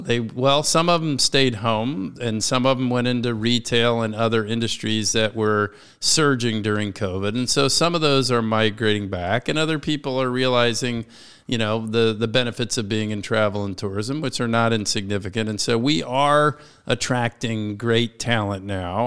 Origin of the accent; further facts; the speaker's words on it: Washington, District of Columbia, United States; This is my hometown. I was born and raised here